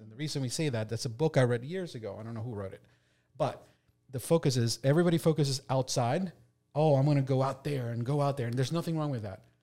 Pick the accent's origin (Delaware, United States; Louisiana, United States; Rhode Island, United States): Delaware, United States; we're from Delaware